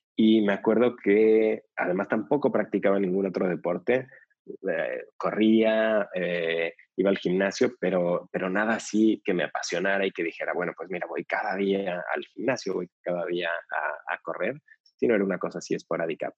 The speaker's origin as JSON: {"language": "Spanish", "region": "Mexico City", "country": "Mexico", "tie": "born or raised there", "said": "yo nací en la Ciudad de México"}